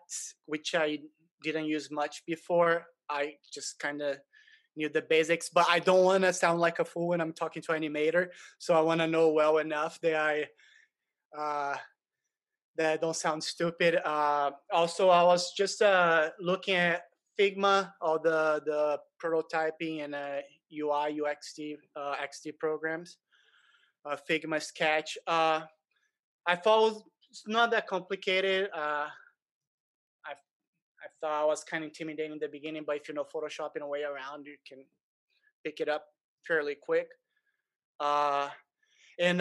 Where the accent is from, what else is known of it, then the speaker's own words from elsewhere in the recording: Brazil; moved away as an adult; I'm originally from Brazil, but different from a lot of Brazilians that come here after they've been successful in Brazil.